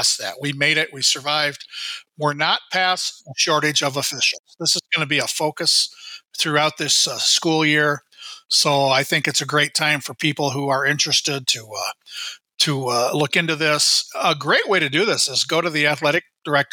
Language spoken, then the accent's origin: English; Iowa, United States; now in Minnesota, United States; We're both originally from Iowa